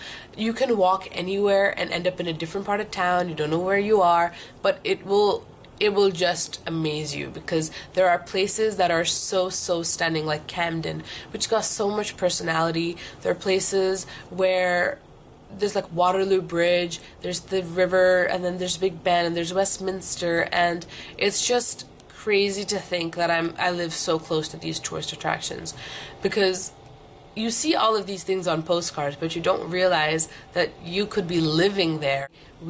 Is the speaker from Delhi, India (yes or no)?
yes; New Delhi, Delhi, India; also born or lived in Singapore / Vietnam / Philippines; now in London, United Kingdom; Originally I'm from New Delhi, India, but I've lived all over Southeast Asia. I've lived in Singapore, then I moved to Vietnam, then the Philippines, then came back to Singapore, and now I'm here in London